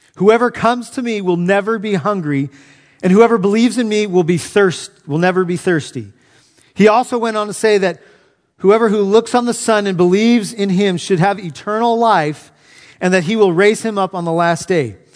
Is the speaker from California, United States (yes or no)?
yes; Southern California, United States; now in Knoxville, United States; Growing up in Southern California